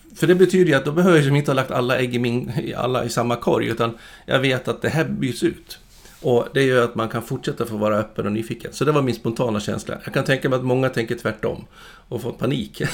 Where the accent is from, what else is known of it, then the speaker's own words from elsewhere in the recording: Dalarna County, Sweden; född och uppvuxen uppe i Dalarna